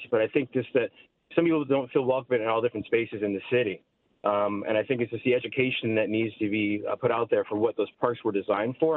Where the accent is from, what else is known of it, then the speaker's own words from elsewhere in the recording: Chicago, Illinois, United States; I grew up in Lincoln Park. I live in Logan Square the last 20 years